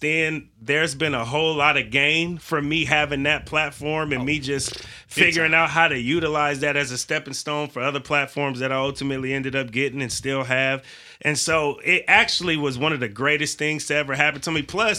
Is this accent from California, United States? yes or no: yes; San Francisco Bay Area, California, United States; That's where we frequented growing up, is the 510 and the 707.